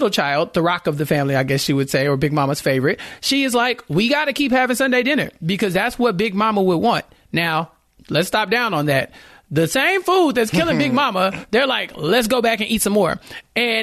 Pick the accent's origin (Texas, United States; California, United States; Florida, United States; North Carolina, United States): Texas, United States; I'm from Texas